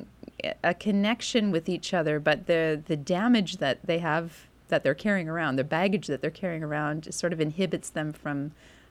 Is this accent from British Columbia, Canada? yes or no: yes; Vancouver, British Columbia, Canada; moved away as an adult; now in Winnipeg, Canada; growing up in Vancouver